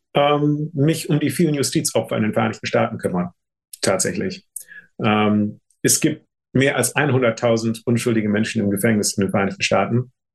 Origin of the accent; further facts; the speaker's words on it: Germany; moved away; also born or lived in United States; das Ziel war meine Heimat